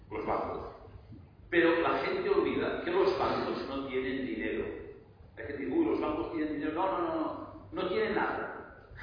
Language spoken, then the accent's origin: Spanish; Barcelona, Catalonia, Spain; yo soy de Barcelona